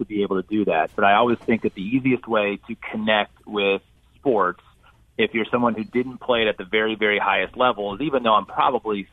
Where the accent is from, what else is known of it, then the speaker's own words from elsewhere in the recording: Indiana, United States; I'm from Indiana. I still live here, so basketball is king